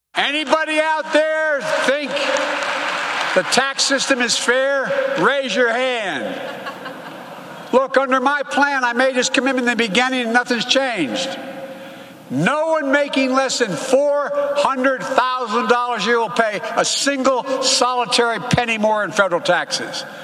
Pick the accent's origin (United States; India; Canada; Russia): United States; California; my home state of California